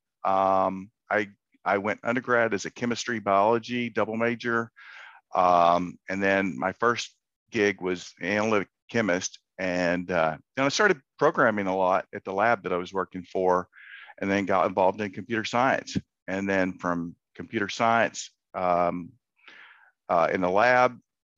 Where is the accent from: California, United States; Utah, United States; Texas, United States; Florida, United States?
Texas, United States; Central; I grew up in Central Texas in high school